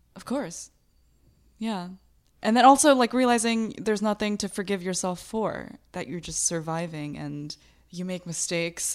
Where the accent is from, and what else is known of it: United States; born or raised there; also born or lived in Bangladesh